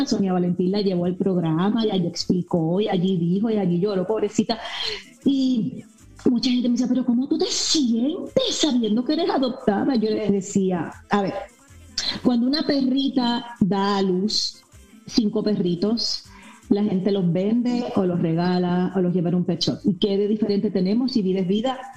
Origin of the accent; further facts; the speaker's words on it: Miami, Florida, United States; mira, crecí con dos maravillosos seres humanos cubanos que me dieron todo lo que soy hoy día. Eh, yo nací aquí en Miami, mucha gente piensa que yo nací en Puerto Rico, yo nací en Miami.